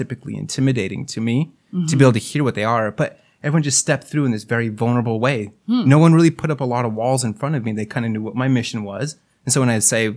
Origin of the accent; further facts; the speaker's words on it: Salt Lake City, Utah, United States; moved away as an adult; now in Santa Barbara, United States; I was actually in my hometown of Salt Lake City, Utah